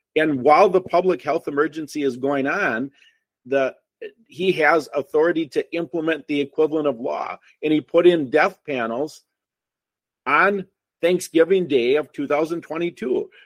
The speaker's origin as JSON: {"language": "English", "region": "Wisconsin", "country": "United States", "said": "we're from Wisconsin. You can tell because I'm the only one who doesn't have an accent"}